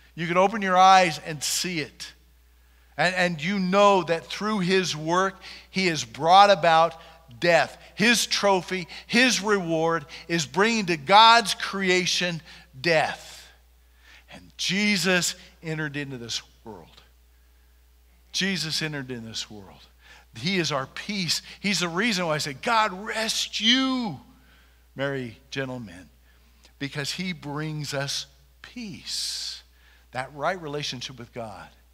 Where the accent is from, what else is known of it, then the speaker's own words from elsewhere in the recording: Junction City, United States; I am from Junction City, and there's a lot of good people in this town.